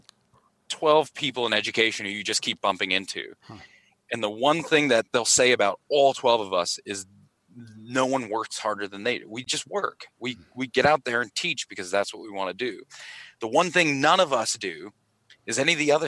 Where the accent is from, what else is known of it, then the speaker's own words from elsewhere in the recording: Pittsburgh, Pennsylvania, United States; now in Australia; I'm from Pittsburgh originally